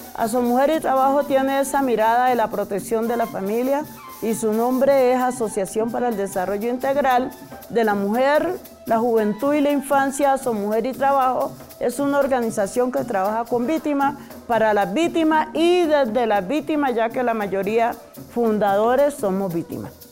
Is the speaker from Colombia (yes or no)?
yes; Cali, Valle del Cauca, Colombia; moved away as an adult; also born or lived in Suárez, Cauca; now in Bogotá, Colombia; nací en Suárez, Cauca, eh, me crié en Cali